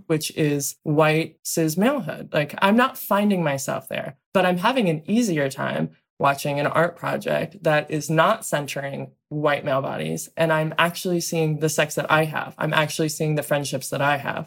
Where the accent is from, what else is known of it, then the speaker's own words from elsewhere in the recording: Southern Ohio, United States; I grew up in Southern Ohio